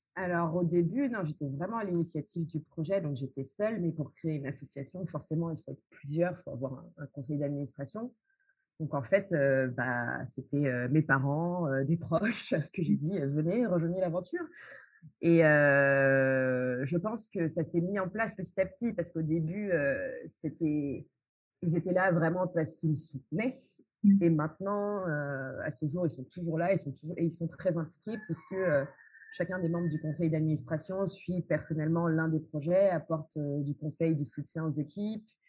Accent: France; moved away as an adult; now in Porto-Novo, Benin; je suis née euh, en France dans une famille euh, franco-colombo-béninoise

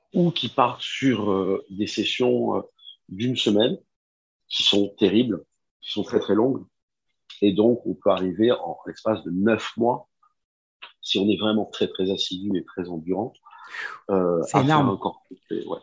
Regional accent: Nice, Provence-Alpes-Côte d'Azur, France; moved away as an adult; also born or lived in Japan; je suis, je suis né à Nice.

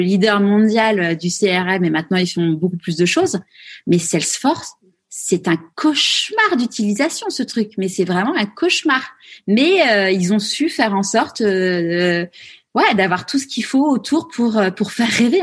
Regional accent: France; nous, en tant que Français

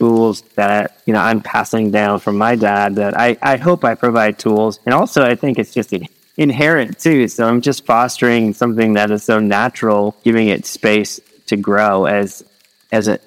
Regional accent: Midwest, United States; moved away as an adult; also born or lived in Philippines; I lived in the Philippines for several years and I grew up in the Midwest

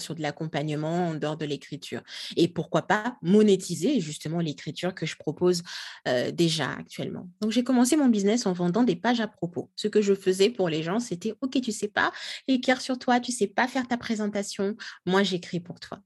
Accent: Kinshasa, DR Congo; moved away; moi je je suis congolaise, hein, j'ai grandi, je suis née, j'ai grandi à Kinshasa, euh, la capitale de la RDC, RD Congo

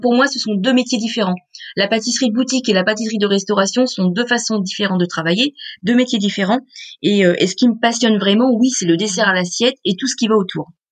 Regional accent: Beauvais, Hauts-de-France, France; j'ai grandi dans la pâtisserie familiale, en fait. Moi, je suis originaire de Beauvais dans l'Oise

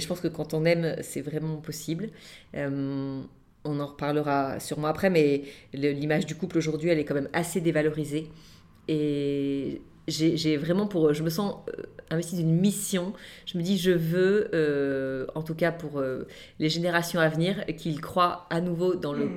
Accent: Nantes, Pays de la Loire, France; now in Toulon, France; on habite aujourd'hui Toulon, mais à la base, je suis originaire de Nantes

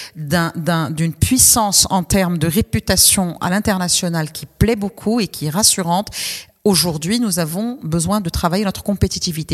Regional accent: Morocco; en tant que Marocain

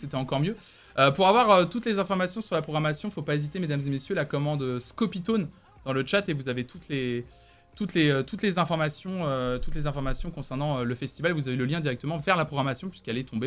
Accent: Tours, Centre-Val de Loire, France; moved away as an adult; now in Nantes, France; quand je suis arrivé de Tours, ouais, ce que je lui disais que j'étais que j'étais tourangeau

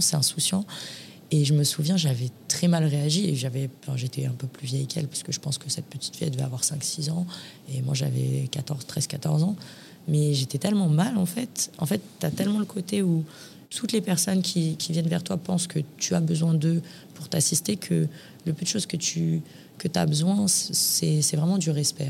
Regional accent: Paris, Île-de-France, France; moved away as an adult; also born or lived in Lyon; now in Marbella, Spain; je suis née à l'hôpital Saint-Antoine à Paris un vendredi 29 octobre euh, en 1993

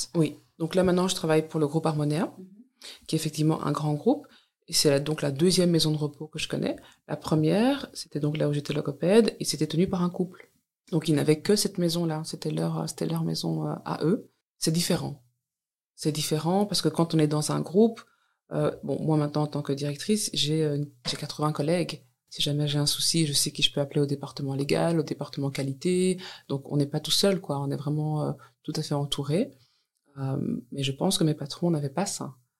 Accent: Walloon Brabant, Wallonia, Belgium; also born or lived in Brussels; je suis née dans le Brabant wallon et je travaille maintenant à Bruxelles

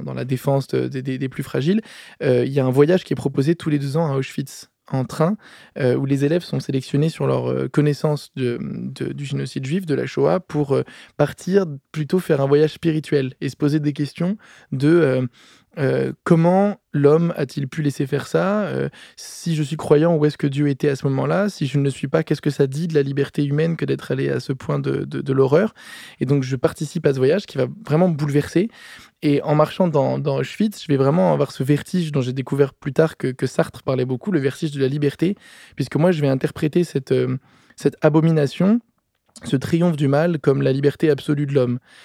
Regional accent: Paris, Île-de-France, France; je suis né euh, à Paris en 1992 et mes parents ont fait le choix de me scolariser dans une école complètement atypique à côté de chez moi

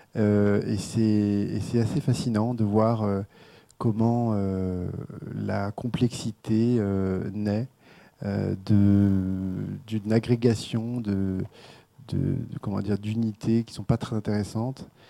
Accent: France; en tant que Français

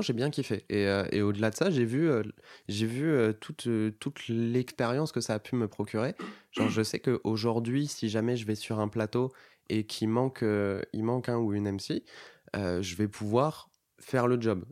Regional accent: Bordeaux, Nouvelle-Aquitaine, France; now in Paris, France; j'étais de Bordeaux à la base

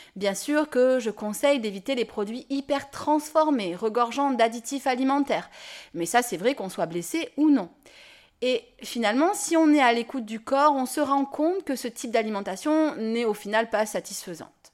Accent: Nîmes, Occitania, France; je dis pain au chocolat, je suis de Nîmes

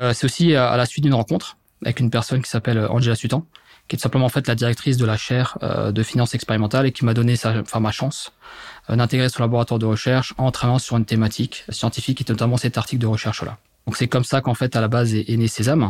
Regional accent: Mulhouse, Grand Est, France; now in Metz, France; je suis originaire à la base de Mulhouse, en Alsace, dans le Grand Est. Aujourd'hui, je vis du côté de Metz depuis maintenant quasiment 8 ans

